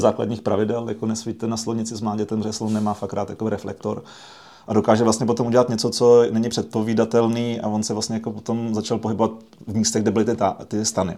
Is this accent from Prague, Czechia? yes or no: yes; Prague, Czechia; My jsme vyrůstali v Praze